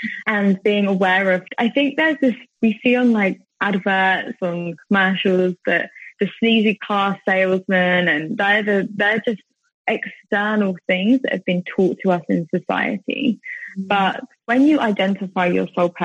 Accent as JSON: {"language": "English", "country": "United Kingdom", "tie": "born or raised there", "also_born_or_lived": "Thailand", "moved": "as an adult", "said": "being back home, and especially I'm in my hometown at the moment"}